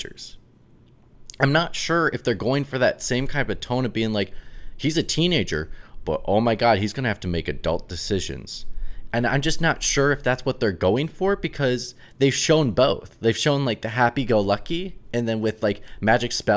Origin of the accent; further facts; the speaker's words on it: Minnesota, United States; moved away; my best friends from back home love Harry Potter, like back in Minnesota